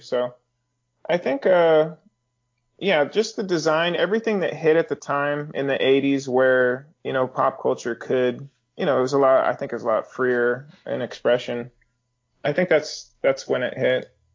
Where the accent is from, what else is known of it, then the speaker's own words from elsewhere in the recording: Northern California, United States; I grew up around those in Northern California